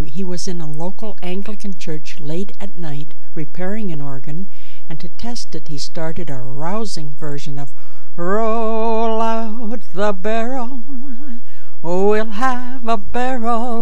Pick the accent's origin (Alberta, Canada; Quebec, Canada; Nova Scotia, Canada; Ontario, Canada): Ontario, Canada; Chatham; I was born in Chatham, Ontario, Canada